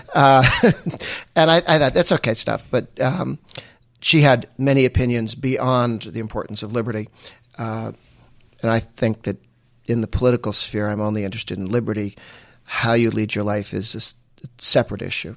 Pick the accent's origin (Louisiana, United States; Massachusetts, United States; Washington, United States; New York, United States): Massachusetts, United States; Weston; I grew up in Weston, went to grade school and high school there